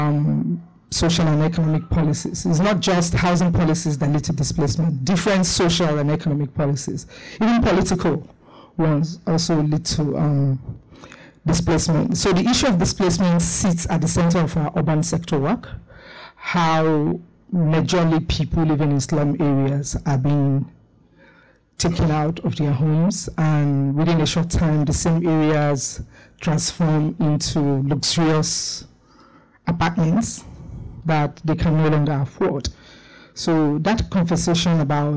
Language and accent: English; Lagos, Nigeria; I'm from Nigeria, particularly Lagos, the city of more.